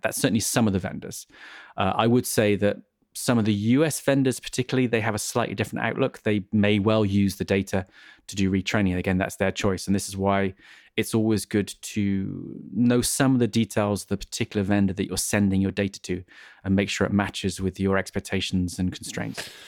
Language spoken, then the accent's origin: English; England, United Kingdom; I'm an English person